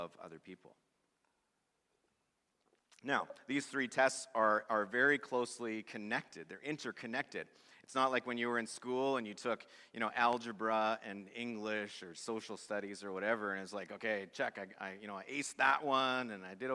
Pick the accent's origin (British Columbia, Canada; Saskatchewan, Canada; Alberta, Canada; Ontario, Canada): Saskatchewan, Canada; Swift Current; he played hockey in my hometown of Swift Current